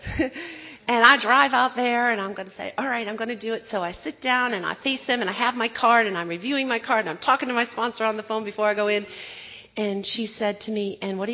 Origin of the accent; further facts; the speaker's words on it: Wisconsin, United States; moved away; I grew up in Wisconsin.